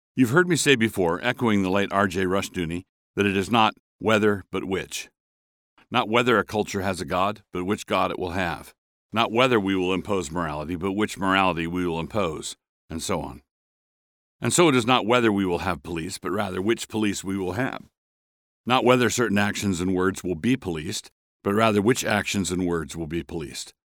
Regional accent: Annapolis, Maryland, United States; I grew up in Annapolis, Maryland, a town with a segregated school system

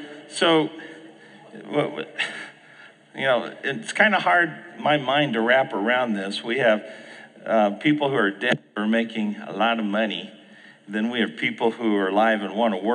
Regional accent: Phoenix, Arizona, United States; I grew up in the Phoenix area

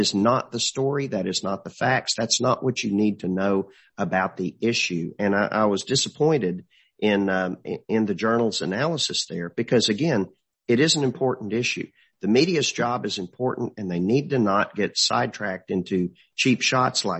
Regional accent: Marshall, Texas, United States; we're from Marshall. Every relative I've ever had in Marshall has been buried out of the funeral home

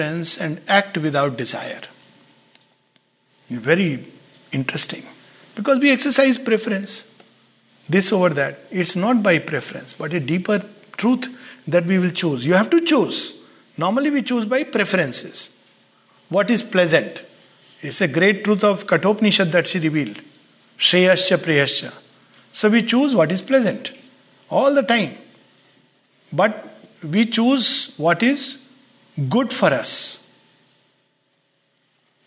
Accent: India; growing up in the Indian context

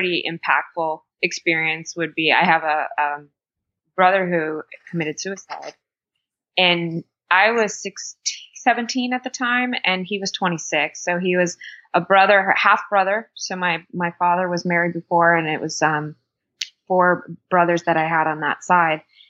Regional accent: Miami, Florida, United States; also born or lived in Fort Lauderdale; I was born and raised in Miami and kind of the suburbs of Fort Lauderdale

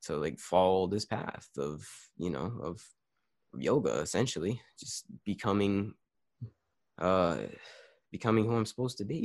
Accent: United States; as an American or a Western

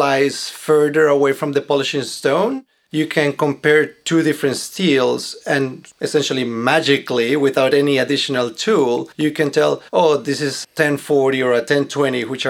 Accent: Bogota, Colombia; moved away; I was born in Colombia, in Bogota, and it was a very nice environment that we had

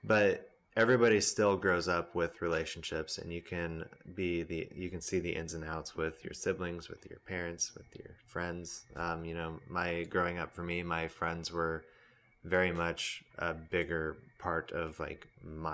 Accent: Boise, Idaho, United States; moved away; It's trailer parks and potatoes and white supremacists is all I hear about my home state

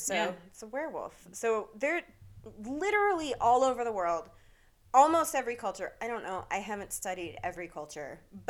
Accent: Vermont, United States; moved away; also born or lived in Pacific Northwest; I'm from Vermont.

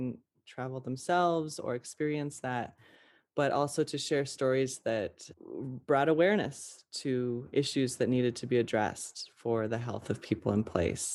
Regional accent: Western Montana, United States; I grew up in Western Montana, in the woods, in the mountains.

